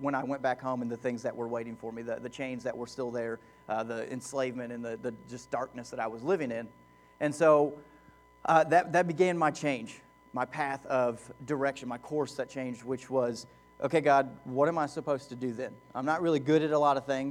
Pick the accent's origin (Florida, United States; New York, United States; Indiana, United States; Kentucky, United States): Kentucky, United States; Lexington; moved away as an adult; also born or lived in Louisville, Kentucky / Knoxville, Tennessee; We come from Lexington, Kentucky originally, and then we moved to Louisville